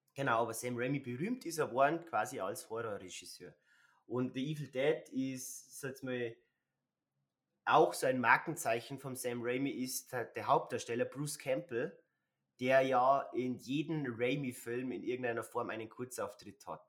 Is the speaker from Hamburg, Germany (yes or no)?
no; Bavaria, Germany; wie sagt man bei uns in Bayern